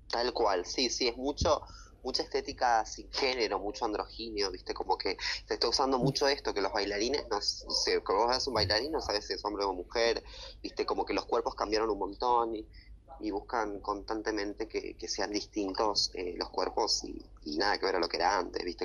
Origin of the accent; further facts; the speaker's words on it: Tucumán, Argentina; moved away as an adult; now in Buenos Aires, Argentina; mis raíces que son de Tucumán, que es la gente que me apoya, que está siempre y es de donde yo soy